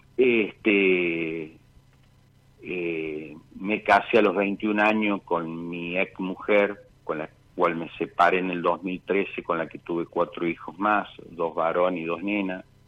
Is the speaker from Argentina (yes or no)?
yes; Villa Mercedes, San Luis, Argentina; also born or lived in Buenos Aires; siempre fuimos de Villa Mercedes.